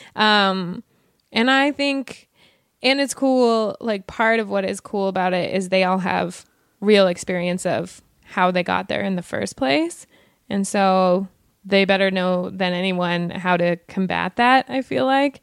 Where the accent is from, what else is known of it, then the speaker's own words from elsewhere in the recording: Wyoming, United States; now in Los Angeles, United States; I'm from Wyoming. It's a very, very white state